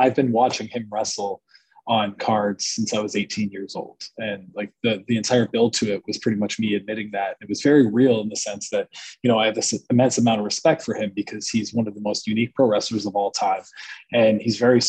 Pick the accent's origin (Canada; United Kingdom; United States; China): Canada; I had border issues as a Canadian